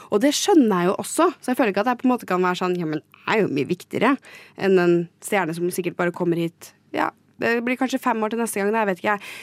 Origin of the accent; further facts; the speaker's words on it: Trondheim, Trøndelag, Norway; moved away as an adult; now in Oslo, Norway; Jeg kom da til Trondheim, der jeg er fra